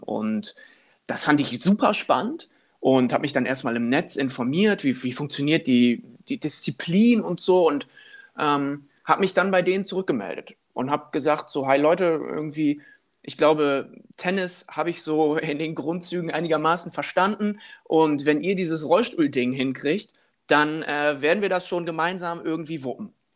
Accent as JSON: {"language": "German", "town": "Wilhelmshaven", "region": "Lower Saxony", "country": "Germany", "tie": "born or raised there", "moved": "as an adult", "lives_now": "Cologne, Germany", "said": "in dem Verein, wo ich groß geworden bin, in meiner äh, Stadt in Wilhelmshaven, im, im, nördlichen Niedersachsen"}